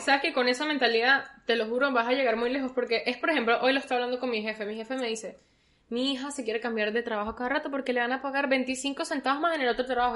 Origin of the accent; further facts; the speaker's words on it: Caracas, Capital District, Venezuela; now in Orlando, United States; nosotros somos de Caracas